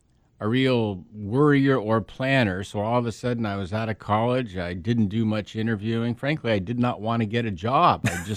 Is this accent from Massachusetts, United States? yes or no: no; Pasadena, California, United States; now in San Diego, United States; Yeah, I'm from Pasadena, which now I look down on as greater Los Angeles because I find myself living from today and until the end of time with my family in the greatest place on the planet. But I did grow up in Pasadena.